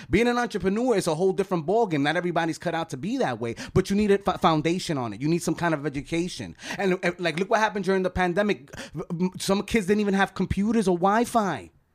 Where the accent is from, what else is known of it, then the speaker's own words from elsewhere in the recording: New York City, New York, United States; I grew up in East Harlem